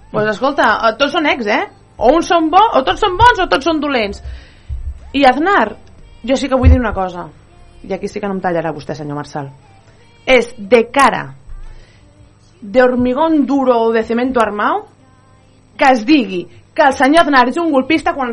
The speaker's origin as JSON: {"language": "Catalan", "country": "Spain", "said": "La meva llengua materna és el català, però jo no tinc cap problema en parlar en castellà."}